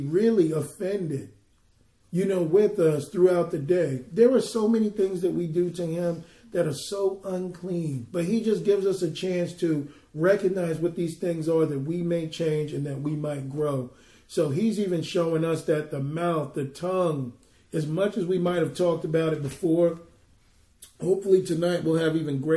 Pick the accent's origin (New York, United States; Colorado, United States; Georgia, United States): New York, United States; being a New Yorker